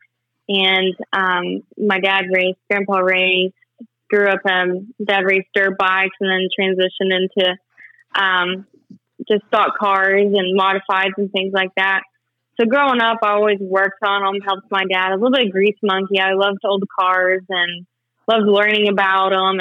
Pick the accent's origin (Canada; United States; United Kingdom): United States; Oklahoma; I'm from Oklahoma. I've always been from here.